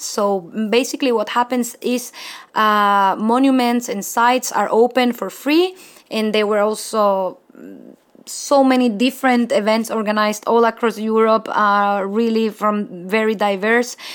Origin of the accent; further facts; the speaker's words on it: Mexico; English is a second language; moved away; I'm from Mexico